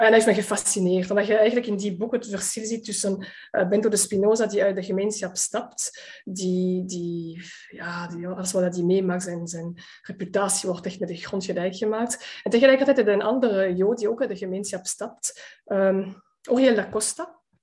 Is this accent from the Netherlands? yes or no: no; Antwerp, Flanders, Belgium; een van de meest gesloten gemeenschappen van de stad Antwerpen waar ik ben opgegroeid